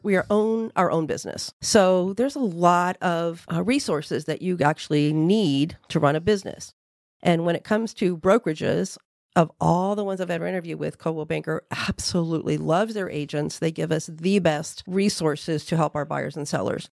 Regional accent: Central Florida, United States; I'm just a Florida native. I was born and raised here in Central Florida.

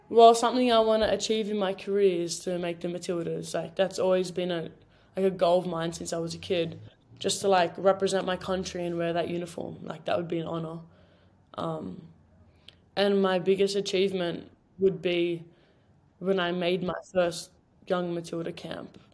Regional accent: Sydney, New South Wales, Australia; moved away as an adult; now in United States

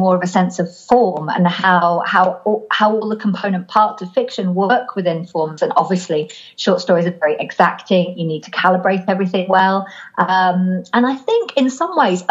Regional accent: Lake District, North West England, United Kingdom; now in Norwich, United Kingdom; I was brought up in the Lake District in the north of England, which is a very beautiful, very wild place.

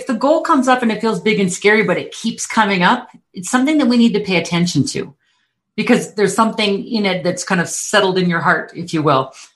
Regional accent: Calgary, Alberta, Canada; I am from Calgary, Alberta, Canada, in the Rocky Mountains

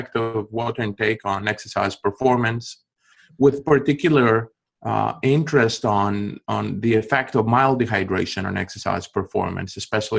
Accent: Greece; accent: Greek; moved away as an adult; also born or lived in Athens, Greece; now in Arkansas, United States; I don't have the Arkansas accent. I'm originally from Greece and this is where my accent comes from.

